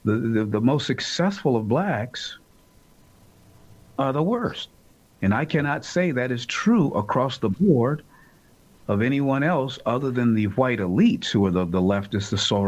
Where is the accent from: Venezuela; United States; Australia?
United States; And I hate to say it as an American who happens to be black, but it's the truth.